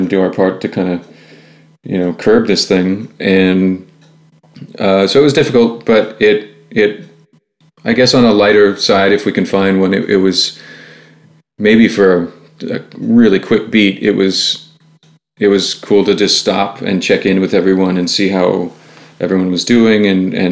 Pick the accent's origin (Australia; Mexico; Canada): Canada; Ottawa, Ontario; moved away as an adult; now in Toronto, Canada; Two of us are. Alex and I are